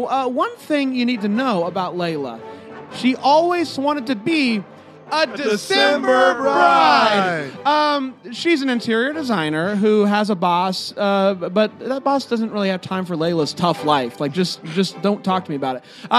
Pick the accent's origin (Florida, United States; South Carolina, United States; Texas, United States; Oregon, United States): South Carolina, United States; We're from South Carolina, and we came all the way here just to be here tonight.